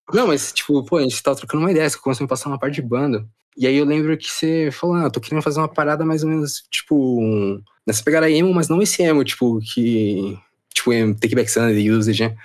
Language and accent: Portuguese; Brazil; now in Japan; sou brasileiro